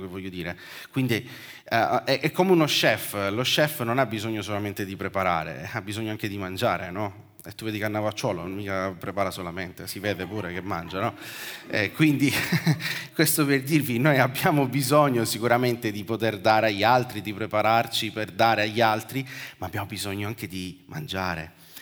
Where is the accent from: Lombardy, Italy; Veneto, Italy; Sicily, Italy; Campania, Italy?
Sicily, Italy; come siciliano